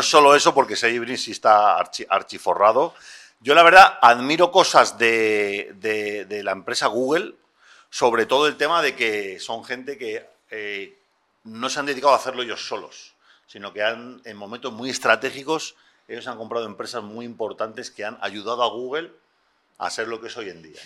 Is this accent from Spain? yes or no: yes; Spain; En España somos muy de Juan Palomo